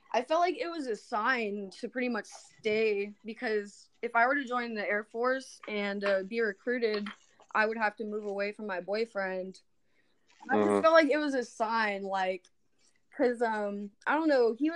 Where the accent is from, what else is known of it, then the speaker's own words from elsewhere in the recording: Avalon, California, United States; also born or lived in Los Angeles; I grew up on Catalina Island and I moved over to Los Angeles when I was 18